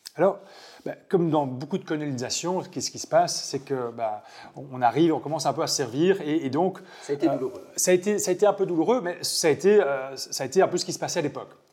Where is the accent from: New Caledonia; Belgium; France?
Belgium; moved away as an adult; now in New Zealand; Je suis belge et mon sang est blanc, bleu, rouge